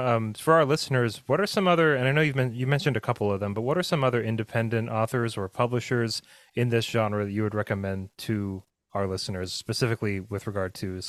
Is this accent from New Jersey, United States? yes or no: no; 20 miles south of Bend, Central Oregon, United States; I grew up in Central Oregon, in not Bend, but like 20 miles south of Bend, and like on 5 acres of untended forest.